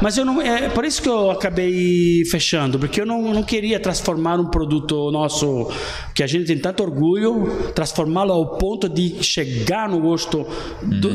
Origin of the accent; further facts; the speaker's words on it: Naples, Campania, Italy; Portuguese is a second language; moved away as an adult; also born or lived in London; now in Blumenau, Brazil; eu sou de Nápoles